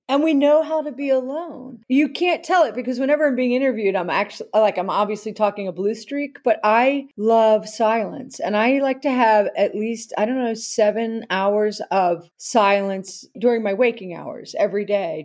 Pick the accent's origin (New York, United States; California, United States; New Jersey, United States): New Jersey, United States; I'm from New Jersey